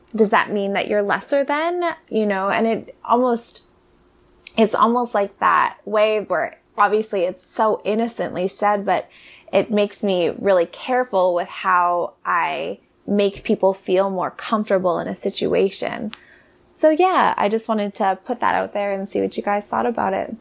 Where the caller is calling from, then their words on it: Cardiff, California, United States; I'm calling from Cardiff in California